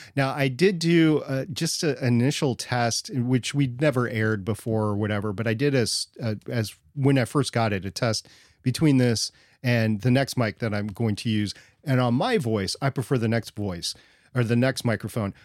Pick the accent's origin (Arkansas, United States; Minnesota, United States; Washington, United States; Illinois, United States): Minnesota, United States; growing up in Minnesota